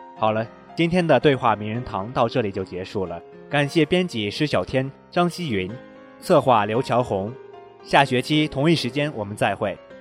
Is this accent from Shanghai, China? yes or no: no; Shanxi, China; 百度的老总可是我们山西人呢